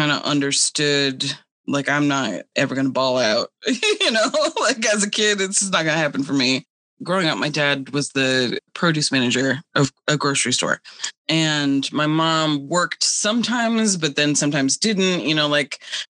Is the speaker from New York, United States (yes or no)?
no; Cape Cod, Massachusetts, United States; now in Detroit, United States; I grew up on Cape Cod